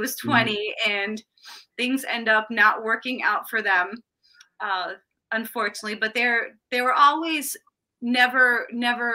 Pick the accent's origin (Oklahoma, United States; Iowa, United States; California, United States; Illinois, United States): Illinois, United States; Chicago; also born or lived in Ohio / Florida / Morton Grove, Illinois; I moved to Chicago